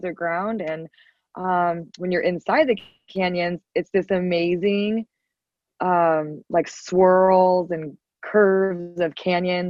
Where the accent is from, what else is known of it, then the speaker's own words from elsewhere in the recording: Arizona, United States; also born or lived in Scottsdale, Arizona; my home state.